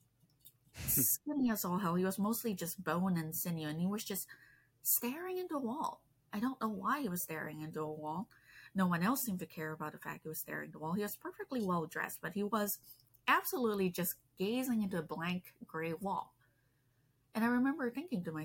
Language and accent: English; Malaysia; English is a second language; I grew up in Malaysia